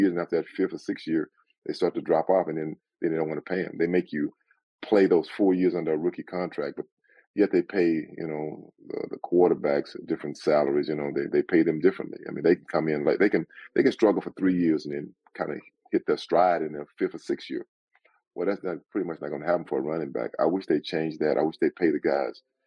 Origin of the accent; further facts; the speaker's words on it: Sealy, Texas, United States; moved away as an adult; now in Southern California, United States; I'm from a small town. At that time, it was 2,000 people. It's a lot bigger now, but you know, I love growing up in Texas.